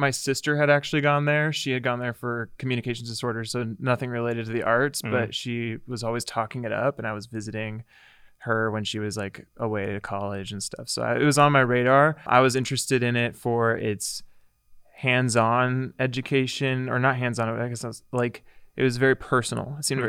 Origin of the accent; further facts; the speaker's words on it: Visalia, California, United States; I moved from Visalia, California. So {S1} okay. {S0} My hometown.